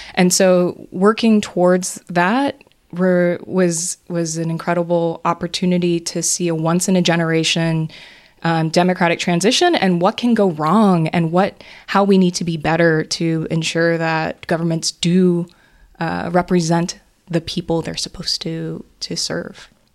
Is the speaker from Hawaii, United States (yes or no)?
yes; Hawaii, United States; moved away; I grew up in Hawaii